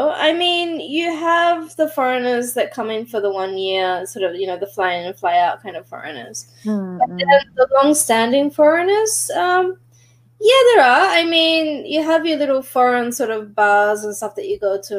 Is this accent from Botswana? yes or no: no; Australia; I don't even associate my accent with being Australian or anything like that, right?